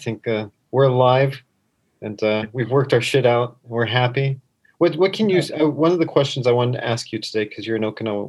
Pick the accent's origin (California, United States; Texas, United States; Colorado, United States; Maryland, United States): Colorado, United States; also born or lived in Florida; now in Japan; growing up in Colorado and learning to eat sushi in Colorado